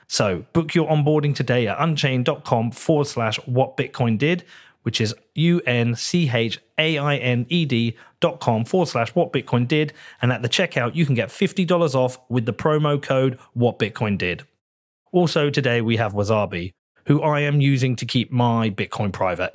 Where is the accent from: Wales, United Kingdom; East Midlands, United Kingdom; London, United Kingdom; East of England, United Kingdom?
East of England, United Kingdom; Bedford; in my hometown